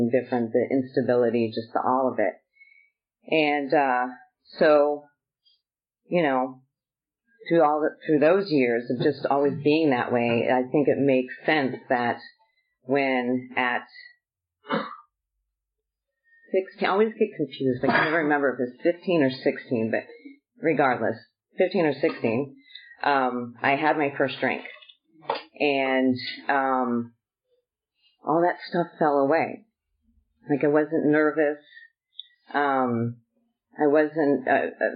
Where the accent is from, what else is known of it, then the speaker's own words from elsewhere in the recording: Southern California, United States; I was born and raised in Southern California